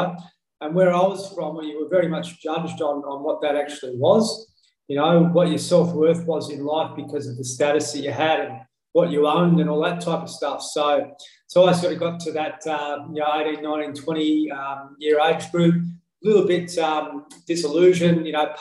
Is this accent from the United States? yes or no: no; Horsham, Victoria, Australia; I come from Horsham in country Victoria. So I was a little fella there.